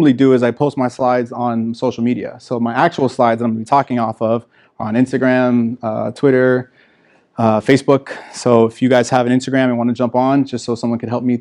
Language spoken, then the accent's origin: English; Miami, Florida, United States; I grew up in Miami, Florida